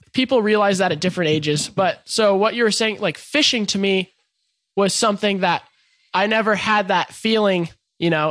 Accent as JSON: {"language": "English", "town": "Encinitas", "region": "California", "country": "United States", "tie": "born or raised there", "said": "growing up in Encinitas"}